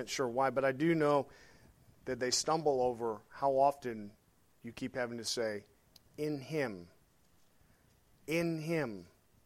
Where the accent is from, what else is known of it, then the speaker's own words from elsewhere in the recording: Arkansas, United States; I'm from Arkansas